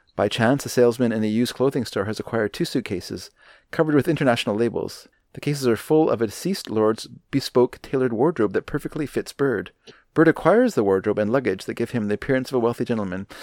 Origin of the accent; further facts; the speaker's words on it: Canada; I grew up in Canada